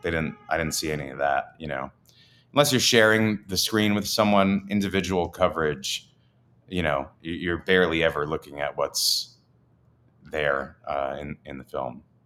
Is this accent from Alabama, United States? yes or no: no; New Jersey, United States; moved away; I grew up in Jersey